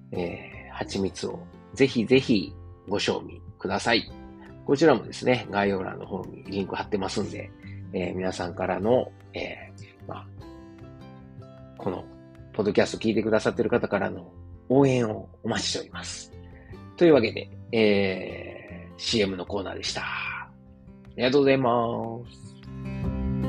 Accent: Osaka, Japan; moved away as an adult; now in Germany; 自分の実家であるですね、駒川、東屋、はい、親父とおかんがやってる、えー、大阪、駒川いうところでね

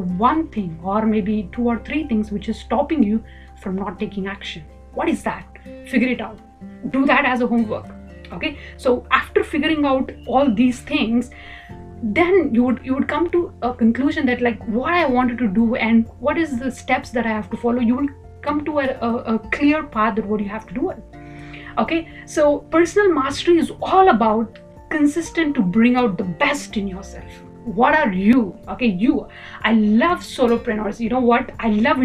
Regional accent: India; I'm from India.

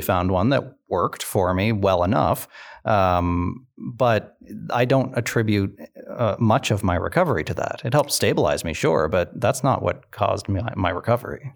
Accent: Sydney, Nova Scotia, Canada; I grew up in Cape Breton, um, and, and Sydney in particular

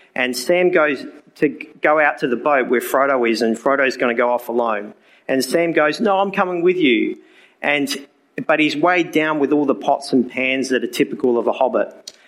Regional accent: Port Lincoln, South Australia, Australia; as my accent has already given away, I'm from Australia, a little place called Port Lincoln. That's where it is in South Australia.

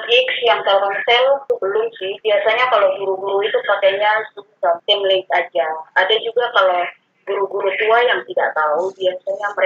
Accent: Kupang, East Nusa Tenggara, Indonesia; now in Sentani, Indonesia; asalnya dari Kupang, Nusa Tenggara Timur. Sekarang saya ngajar di, sekarang saya ada di berdomisili di Papua, ya di Sentani

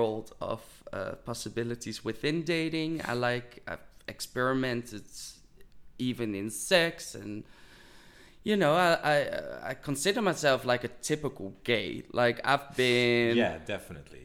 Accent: Amsterdam, North Holland, Netherlands; if you're wondering about our accents, we're from the Netherlands, Amsterdam

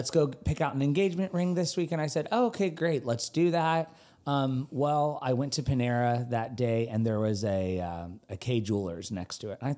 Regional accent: United Kingdom; The girls fall in love with me because I'm this Brit that, you know, in Concord, North Carolina.

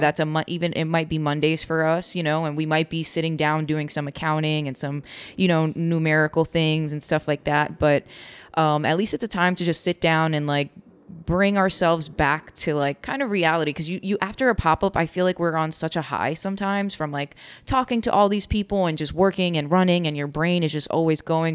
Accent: New York, United States; from New York, Cuban

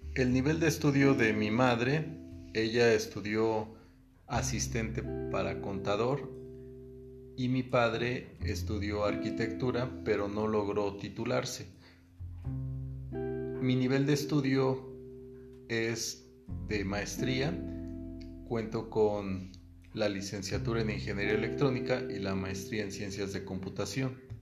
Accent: Puebla, Mexico; also born or lived in State of Mexico; now in Huejotzingo, Mexico; Me mudé del Estado de México a Puebla cuando tenía seis años.

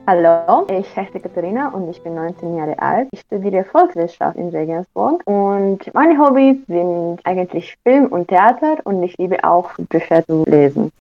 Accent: Oradea, Bihor County, Romania; moved away; meiner Heimatstadt und die heißt Oradia oder auf Deutsch Großwardein

